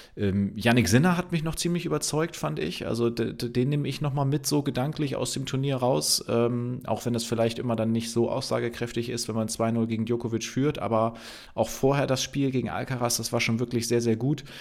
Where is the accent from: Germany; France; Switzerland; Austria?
Germany; Bremen; für mich als Bremer